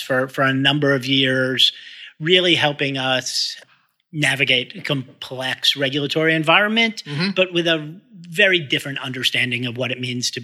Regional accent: Boston, Massachusetts, United States; I grew up in Boston

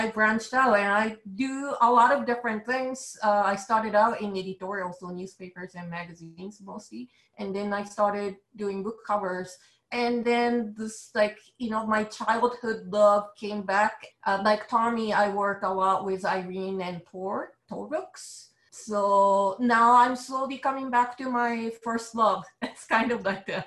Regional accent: Japan; accent: Japanese; English is a second language; now in New York, United States; as you can tell from my accent, I'm a Japanese illustrator based in New York

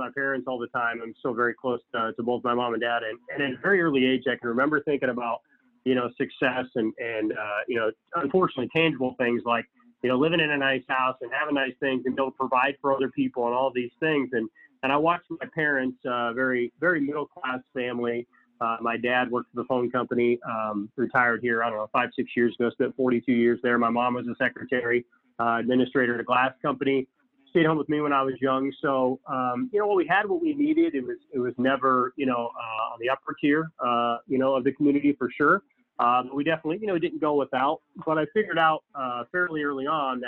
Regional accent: Council Bluffs, Iowa, United States; born and raised in Council Bluffs

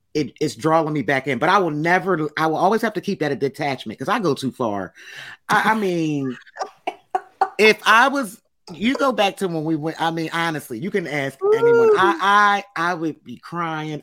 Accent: Philadelphia, Pennsylvania, United States; I'm from Philly

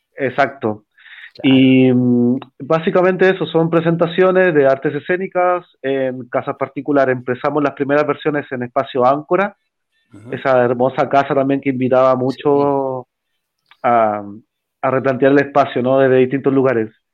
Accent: Valparaíso, Chile; moved away; yo soy de Valparaíso

